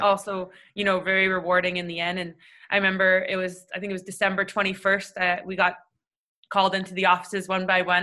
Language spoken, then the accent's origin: English; Toronto, Ontario, Canada; growing up in Toronto